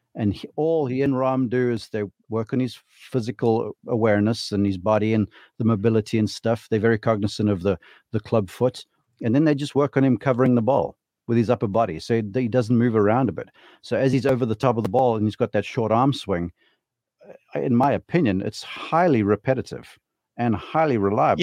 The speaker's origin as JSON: {"language": "English", "country": "South Africa", "said": "as a South African"}